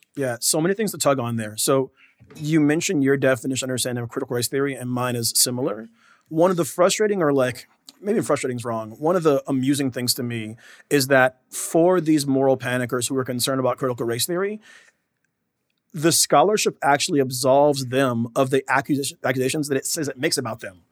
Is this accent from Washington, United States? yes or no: yes; Washington, United States; I'm from Washington State.